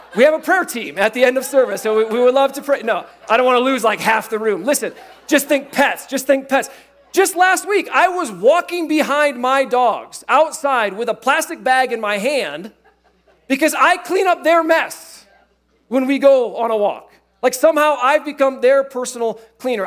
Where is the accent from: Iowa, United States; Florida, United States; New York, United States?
Iowa, United States; I grew up in Iowa